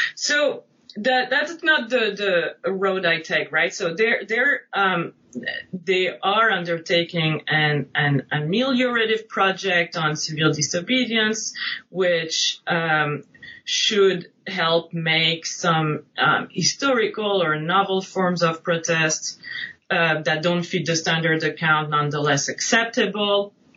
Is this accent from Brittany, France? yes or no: no; Nice, Provence-Alpes-Côte d'Azur, France; moved away; also born or lived in New England; I'm originally from France. I grew up right outside Nice on the French Riviera.